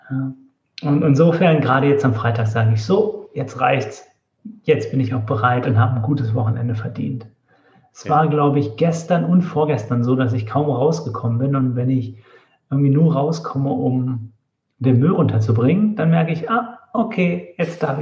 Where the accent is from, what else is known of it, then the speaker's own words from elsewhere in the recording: Northern Germany, Germany; und wir waren es als Norddeutsche. Ich habe mich gar nicht getraut, was zu sagen oder so. Ich dachte, ich klinge dann so fremd.